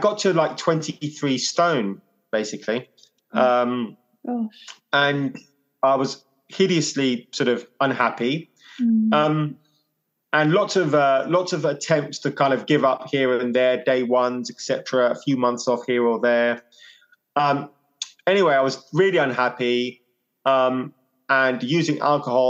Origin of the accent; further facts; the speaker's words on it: London, United Kingdom; now in Hove, United Kingdom; growing up in West London, Indian household